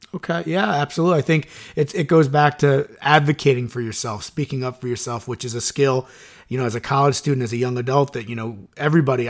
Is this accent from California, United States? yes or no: no; Suffern, New York, United States; I grew up in Suffern and I work in Suffern